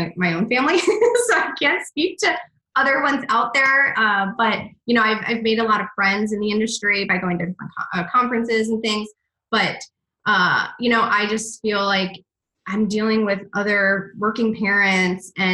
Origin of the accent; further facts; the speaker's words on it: Michigan, United States; also born or lived in Atlanta, Georgia; now in Boston, United States; I grew up in Michigan, and then I was in Atlanta for about 13 years, and then about 3 years ago, I moved to Boston